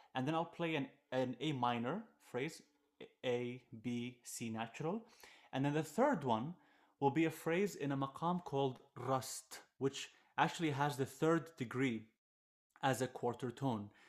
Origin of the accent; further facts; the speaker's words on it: Jordan; I am a Jordanian violinist, throw the Iraqi roots, so I grew up in Jordan most of my, most of my life